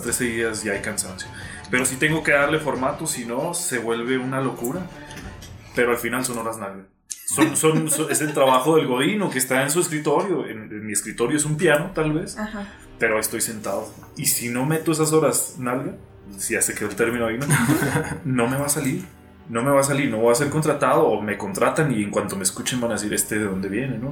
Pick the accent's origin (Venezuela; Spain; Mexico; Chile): Mexico; Cuauhtémoc, Chihuahua; also born or lived in Mexico City; soy de aquí de Ciudad Cuauhtémoc, Chihuahua